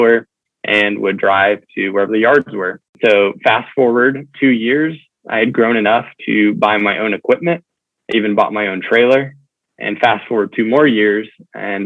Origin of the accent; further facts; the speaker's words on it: Tulsa, Oklahoma, United States; I'm originally from Tulsa, Oklahoma, so the great Midwest